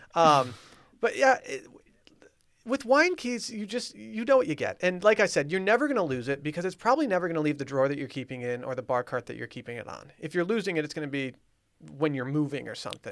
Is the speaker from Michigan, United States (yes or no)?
yes; Harbor Springs, Michigan, United States; moved away; my hometown, Harbor Springs